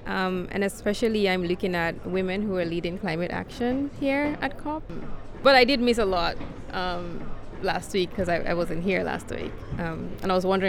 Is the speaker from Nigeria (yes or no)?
yes; Lagos, Nigeria; I'm from Lagos, Nigeria. I just got in on Sunday